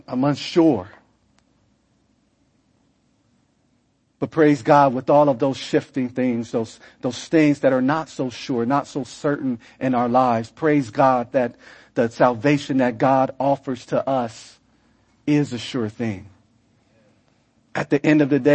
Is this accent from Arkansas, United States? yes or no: no; California, United States; moved away; I come from California